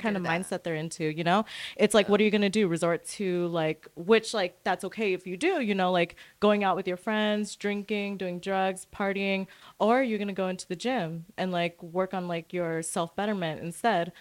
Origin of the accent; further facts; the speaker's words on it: Santa Fe, New Mexico, United States; also born or lived in Orange County, California / West Covina, California / Lancaster, California; now in Long Beach, United States; I was born in Santa Fe, New Mexico.